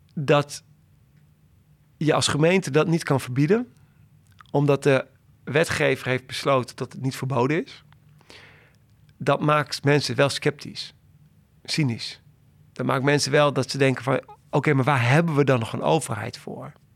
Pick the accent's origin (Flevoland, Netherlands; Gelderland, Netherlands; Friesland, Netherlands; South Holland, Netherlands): Gelderland, Netherlands; Doetinchem; moved away as an adult; now in Amsterdam, Netherlands; Ik ben eh, opgegroeid in Doetinchem.